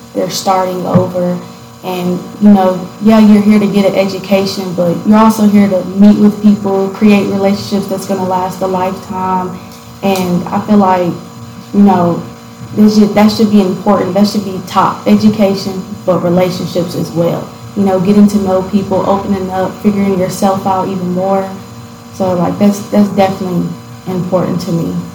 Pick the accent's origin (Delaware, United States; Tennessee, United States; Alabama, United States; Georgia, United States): Tennessee, United States; Gallatin; also born or lived in Detroit, Michigan; so I'm from Gallatin, Tennessee. Um, I was born in Detroit, Michigan. Moved down to Gallatin when I was pretty young. And um, I stayed in Gallatin until I was about 12